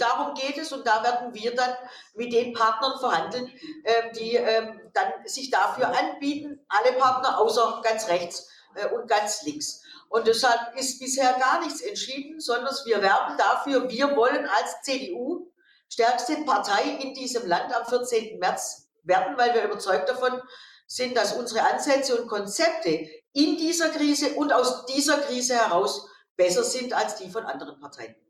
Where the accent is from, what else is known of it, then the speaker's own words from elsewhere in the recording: Stuttgart, Baden-Württemberg, Germany; in Stuttgart, meiner Heimatstadt